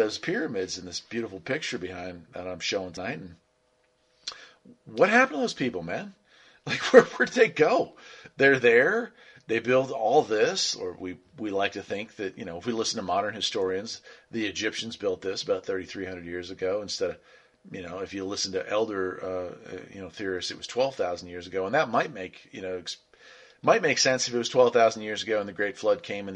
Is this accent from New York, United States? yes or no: no; West Virginia, United States; the property where my parents live still, and I grew up in West Virginia.